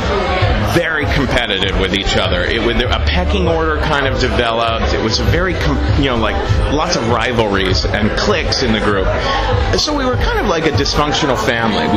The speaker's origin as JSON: {"language": "English", "town": "Cincinnati", "region": "Ohio", "country": "United States", "tie": "born or raised there", "also_born_or_lived": "New York City", "moved": "as an adult", "said": "I grew up in Cincinnati."}